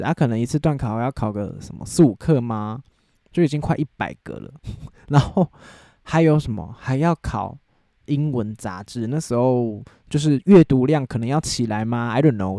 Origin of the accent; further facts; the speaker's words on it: Taiwan; 我就是身在台湾，我就是， 就是生活在台湾那样